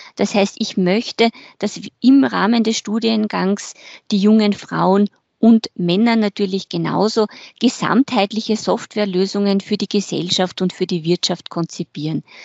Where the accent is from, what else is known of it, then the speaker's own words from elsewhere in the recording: Carinthia, Austria; moved away; Ich bin in Kärnten groß geworden